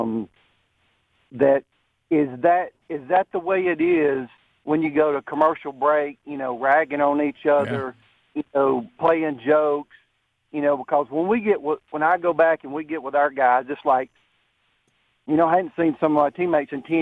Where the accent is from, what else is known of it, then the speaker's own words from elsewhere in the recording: Georgia, United States; moved away as an adult; also born or lived in Alabama; now in Gadsden, United States; I'm originally from Georgia.